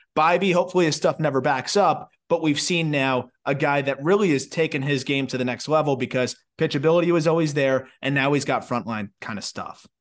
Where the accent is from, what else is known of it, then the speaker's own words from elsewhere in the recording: Florida, United States; I'm from Florida